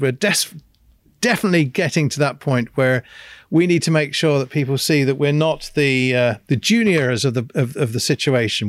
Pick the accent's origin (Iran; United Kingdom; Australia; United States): United Kingdom; England; me being English